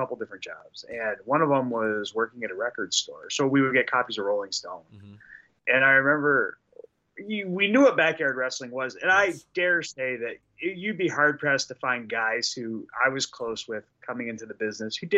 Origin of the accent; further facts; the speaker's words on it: Detroit, Michigan, United States; we're both from Detroit, right? Like, we had very similar stories growing up. And, you know, we grew up in a very similar socioeconomic environment. So, yeah, we were raised kind of in the same area.